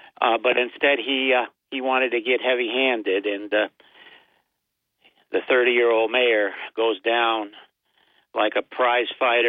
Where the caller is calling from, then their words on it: Binghamton, New York, United States; the county seat, Binghamton.